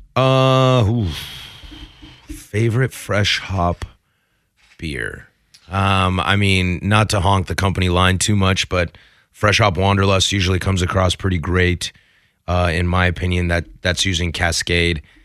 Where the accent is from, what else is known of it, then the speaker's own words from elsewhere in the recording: Pacific Northwest, United States; being born and raised in the Pacific Northwest